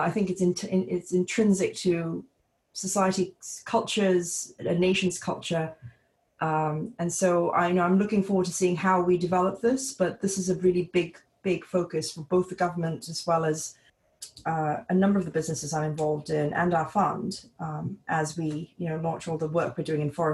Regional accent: Singapore; also born or lived in British Columbia; my home country in Singapore

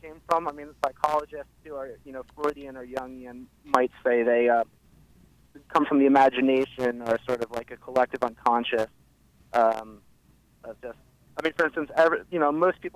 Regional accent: San Francisco Bay Area, California, United States; moved away as an adult; also born or lived in Philadelphia; now in Baltimore, United States; I grew up in the San Francisco Bay Area

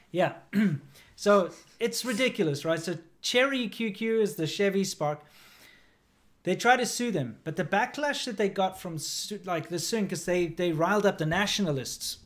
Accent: South Africa; moved away; also born or lived in China; growing up in South Africa

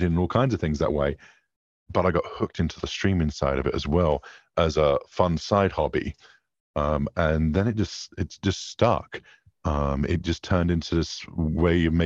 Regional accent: England, United Kingdom; I'm English

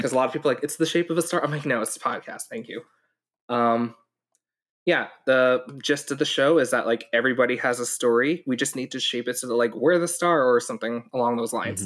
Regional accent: New York, United States; also born or lived in Hong Kong; I grew up in New York, too

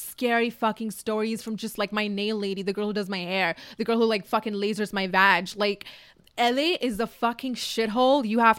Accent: Dubai, United Arab Emirates; now in Los Angeles, United States; I came from Dubai a city to another city and I'm just like, I need something new, you know?

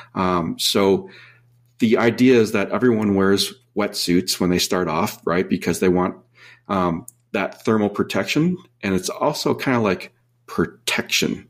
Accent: Minnesota, United States; now in San Diego, United States; I grew up in Minnesota

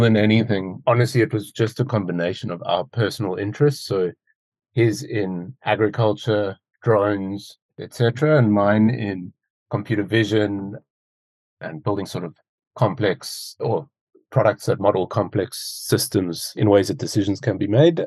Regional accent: Cape Town, Western Cape, South Africa; also born or lived in United Kingdom; I'm originally from Cape Town in South Africa, which is where I'm based at the moment

